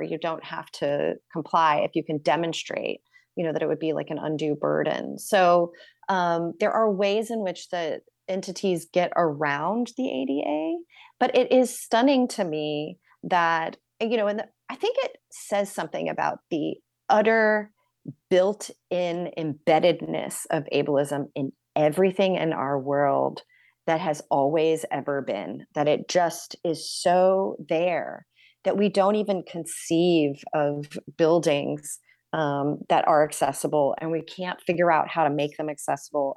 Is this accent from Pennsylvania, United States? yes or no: no; New York City, New York, United States; as a New Yorker